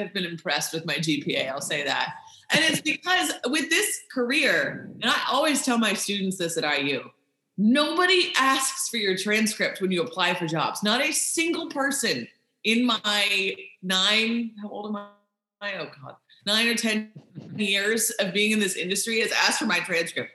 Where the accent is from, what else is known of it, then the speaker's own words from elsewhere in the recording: Bloomington, Indiana, United States; moved away as an adult; also born or lived in Jupiter, Florida / Green Bay, Wisconsin; I grew up in Bloomington.